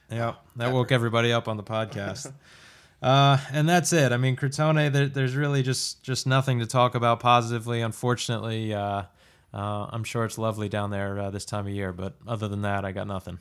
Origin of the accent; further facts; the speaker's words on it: United States; as an American fan